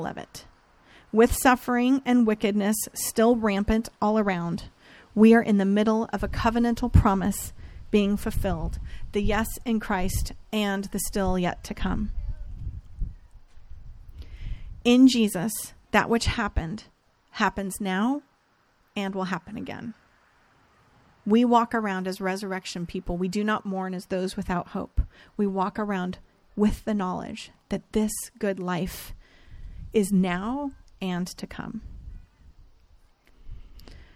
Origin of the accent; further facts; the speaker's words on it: Northern California, United States; I grew up in Northern California